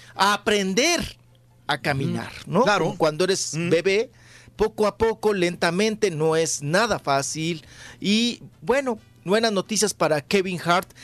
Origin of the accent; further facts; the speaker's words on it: Ciudad Juárez, Chihuahua, Mexico; moved away; mi tierra, ahí de Ciudad Juárez, de Chihuahua